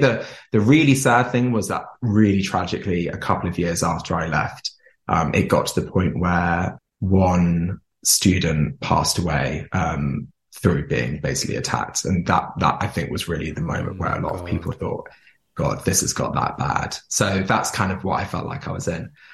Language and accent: English; Jersey; I grew up in Jersey. So Jersey is a small island near France